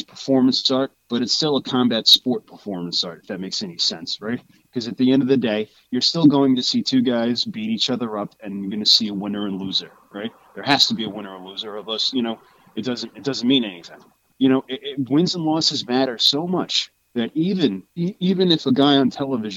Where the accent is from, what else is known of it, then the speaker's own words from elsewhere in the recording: New York City, New York, United States; we're both from New York City